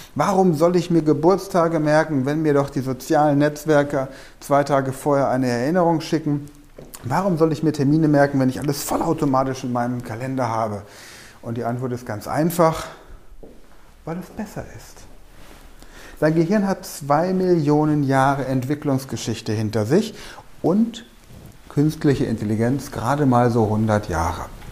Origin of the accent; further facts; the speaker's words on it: Germany; bei uns in Deutschland